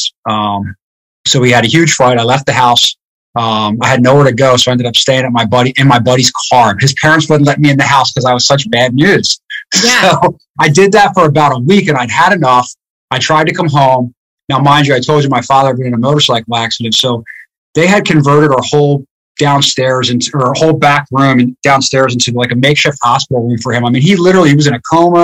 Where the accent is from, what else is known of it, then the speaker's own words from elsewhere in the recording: outside Philadelphia, Pennsylvania, United States; moved away as an adult; I grew up in a town right outside of Philadelphia, like 5 minutes outside of Philadelphia.